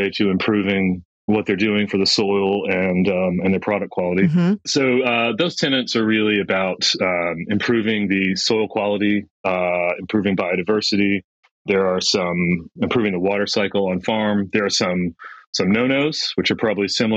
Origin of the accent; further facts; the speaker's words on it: United States; moved away as an adult; also born or lived in New York; now in Western Australia, Australia; My background, you can hear from my accent. I'm from United States